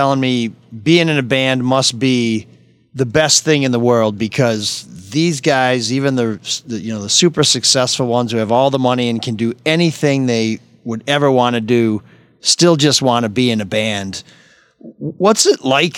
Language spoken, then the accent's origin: English; Grosse Pointe Park, Michigan, United States; I grew up in Grosse Pointe